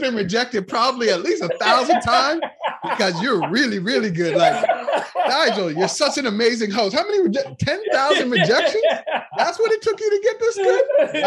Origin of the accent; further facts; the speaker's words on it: Nova Scotia, Canada; moved away as an adult; now in Toronto, Canada; I grew up in Nova Scotia, which is the east part of Canada